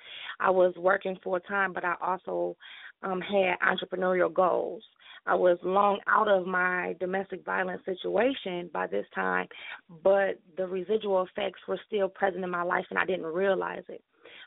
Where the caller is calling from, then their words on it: Detroit, Michigan, United States; I'm calling from Detroit, Michigan.